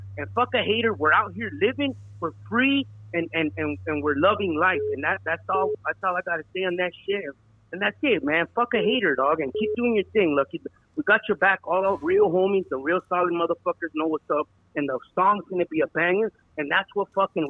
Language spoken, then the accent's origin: English; Orange County, California, United States; We're from Orange County.